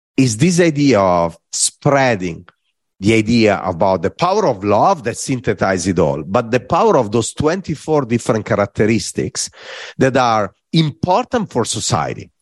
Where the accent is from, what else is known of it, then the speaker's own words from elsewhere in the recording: Varese, Lombardy, Italy; English is a second language; moved away; I was in Varese, in my hometown